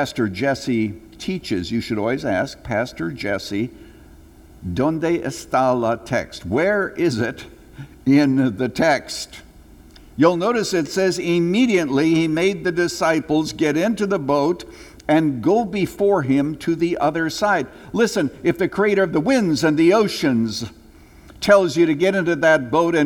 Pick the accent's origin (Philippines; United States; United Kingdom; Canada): Canada; moved away; When I was a little boy growing up in Canada